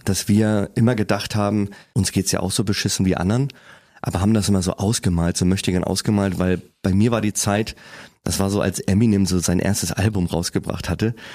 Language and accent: German; Kiel, Schleswig-Holstein, Germany; also born or lived in Preetz; Bin aber nur geboren und habe dann in Kiel gelebt und bin noch aufgewachsen.